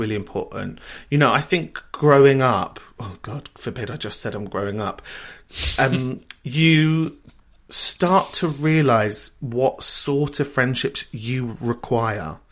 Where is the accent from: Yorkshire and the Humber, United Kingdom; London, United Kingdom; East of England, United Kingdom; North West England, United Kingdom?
London, United Kingdom; I grew up in a place called Kentish Town